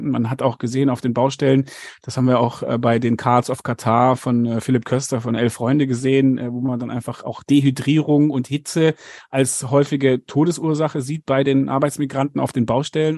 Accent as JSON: {"language": "German", "country": "Germany", "moved": "yes", "lives_now": "South Africa", "said": "bei uns in Deutschland"}